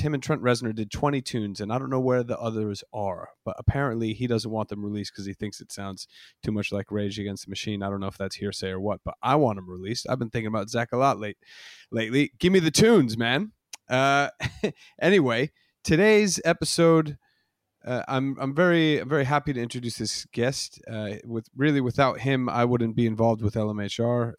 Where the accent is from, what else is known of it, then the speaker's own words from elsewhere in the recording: United States; moved away as an adult; now in United Kingdom; I've been a resident in the U K for the last ten years, but I'm, I'm an American